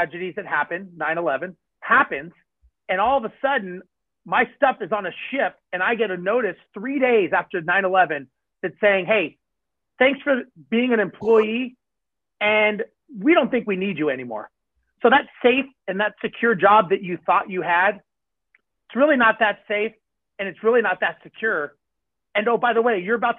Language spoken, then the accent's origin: English; Los Angeles, California, United States; I grew up in Los Angeles, born and raised.